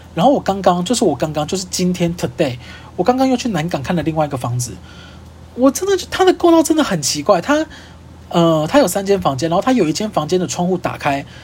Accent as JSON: {"language": "Chinese", "town": "Kaohsiung", "country": "Taiwan", "moved": "yes", "lives_now": "Taipei, Taiwan", "said": "因为我是高雄人嘛， 然后我现在就在台北租房子"}